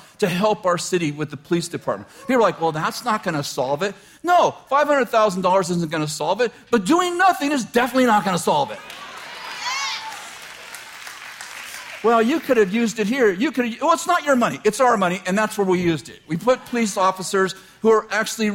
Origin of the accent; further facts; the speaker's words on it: Weaverville, California, United States; I'm from Weaverville. I love Weaverville